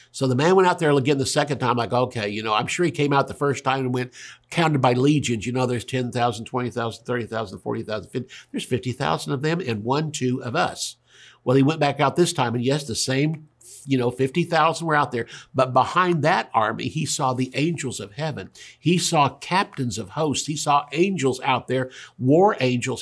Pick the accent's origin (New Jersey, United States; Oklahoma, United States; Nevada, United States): Oklahoma, United States; Tulsa; also born or lived in California; if I was born in Tulsa